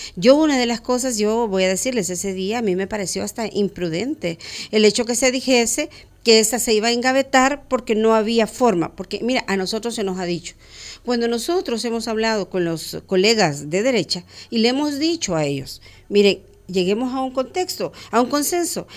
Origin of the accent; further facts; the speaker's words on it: El Salvador; como salvadoreños